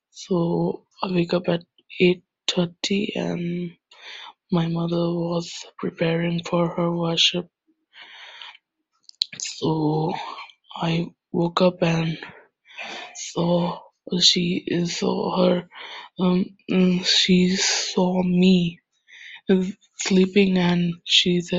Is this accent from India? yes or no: yes; India; I'm from India. And I belong to a very religious, or should I say, superstitious Indian Hindu family.